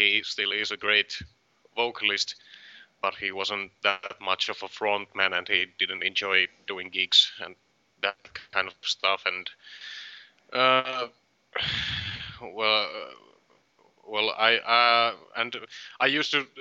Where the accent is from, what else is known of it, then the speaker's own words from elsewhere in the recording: Varkaus, North Savo, Finland; In Varkaus, my hometown